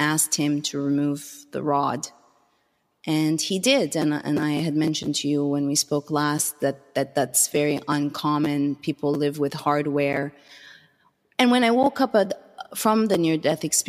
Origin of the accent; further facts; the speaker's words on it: Canada; moved away as an adult; now in Los Angeles, United States; as a Canadian, again, having grown up, have been raised taking, I guess, health for granted